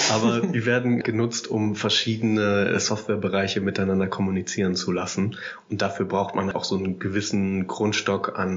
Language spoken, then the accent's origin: German; Hanover, Lower Saxony, Germany; born there